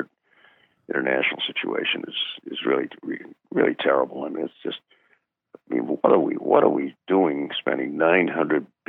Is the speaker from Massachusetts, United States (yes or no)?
yes; Brookline, Massachusetts, United States; Born in my hometown, his birthplace within a half a mile walk of our house